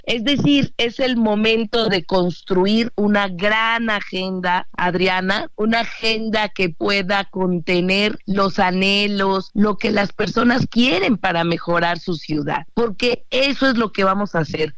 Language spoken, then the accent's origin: Spanish; Mexico City, Mexico; Yo soy orgullosa chilanga